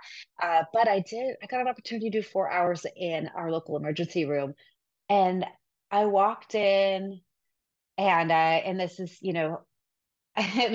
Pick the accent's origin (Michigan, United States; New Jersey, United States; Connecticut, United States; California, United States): California, United States; Sacramento; The first hospital I worked at was the hospital I was born at in Sacramento